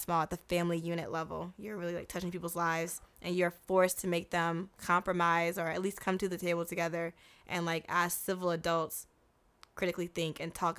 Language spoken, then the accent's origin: English; United States; As an American, yes.